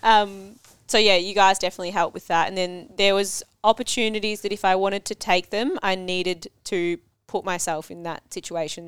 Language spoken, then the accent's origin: English; Cranbourne, Victoria, Australia; I grew up in Cranbourne